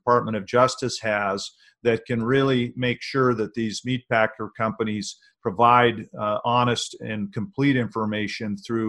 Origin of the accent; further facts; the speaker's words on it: Hardin, Montana, United States; I grew up in Hardin, Montana